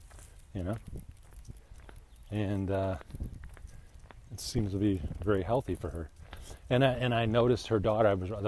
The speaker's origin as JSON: {"language": "English", "town": "Chicago", "region": "Illinois", "country": "United States", "moved": "yes", "said": "Oh, since 88, so like 30 years. From Chicago area."}